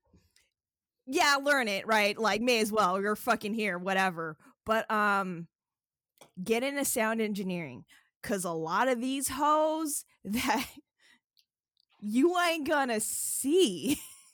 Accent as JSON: {"language": "English", "town": "Renton", "region": "Washington", "country": "United States", "said": "I'm a rapper from Renton, Washington"}